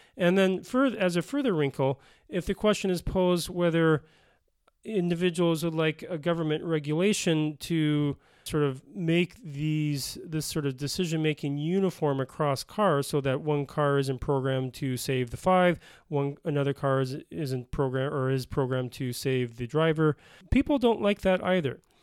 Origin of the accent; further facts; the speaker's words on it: Bloomington, Minnesota, United States; moved away as an adult; also born or lived in Denver, Colorado / Pennsylvania; now in South Dakota, United States; I grew up in Minnesota in the, uh, the suburb of Bloomington, uh, which is a suburb of Minneapolis